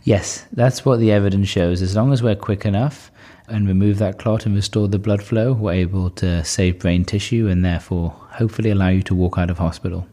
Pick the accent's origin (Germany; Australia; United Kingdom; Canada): United Kingdom; Newcastle upon Tyne, North East England; moved away as an adult; now in California, United States; from Newcastle